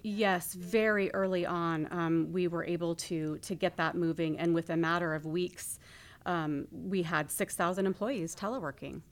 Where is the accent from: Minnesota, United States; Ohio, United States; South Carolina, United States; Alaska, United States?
Alaska, United States; Skagway; I truly had a wonderful childhood growing up in Skagway